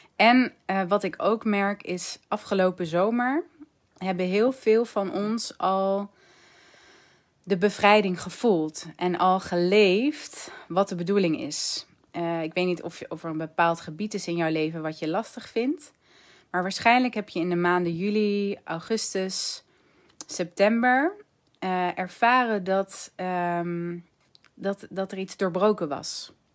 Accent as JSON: {"language": "Dutch", "country": "Netherlands", "said": "als Nederlanders"}